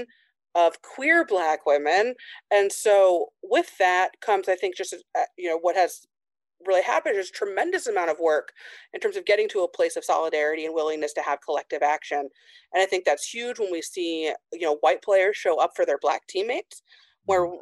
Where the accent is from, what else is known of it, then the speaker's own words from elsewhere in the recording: Indiana, United States; I grew up in Indiana in a really small town.